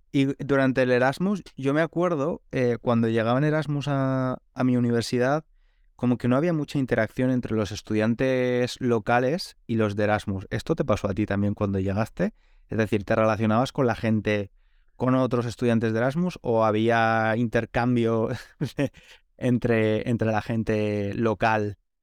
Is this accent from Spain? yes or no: yes; Spain; now in London, United Kingdom; que nos vamos a dormir muy tarde en España